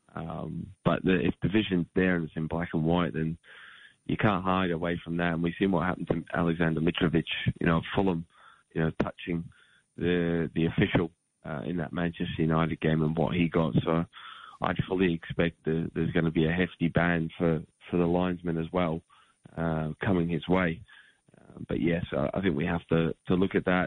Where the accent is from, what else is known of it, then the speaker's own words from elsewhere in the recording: Australia; growing up in Australia